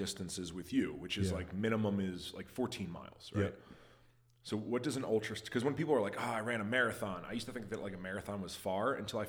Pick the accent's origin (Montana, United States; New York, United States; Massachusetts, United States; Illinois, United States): Montana, United States; also born or lived in East Coast; growing up on the East Coast, I used to live on the East Coast a very, very long time ago, right. Like, when I was a child. Not, you know, I mostly grew up in Montana, though.